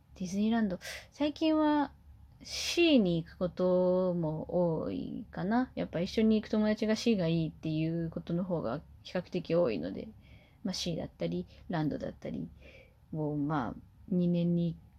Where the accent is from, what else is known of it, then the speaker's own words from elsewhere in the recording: Kumamoto, Japan; 私は地元が熊本なので